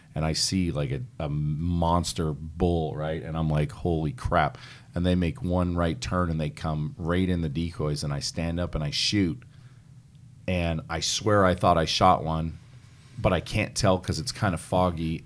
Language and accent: English; Pennsylvania, United States; I grew up in Pennsylvania